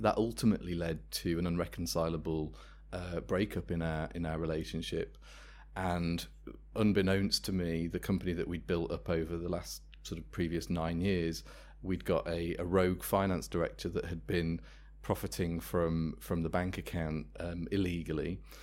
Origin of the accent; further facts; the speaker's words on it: Worcester, West Midlands, United Kingdom; I'm from Worcester, that's where the company was founded